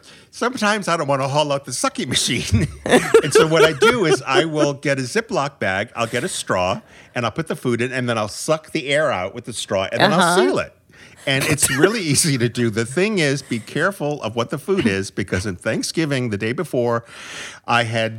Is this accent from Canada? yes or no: yes; Canada; I'm Canadian.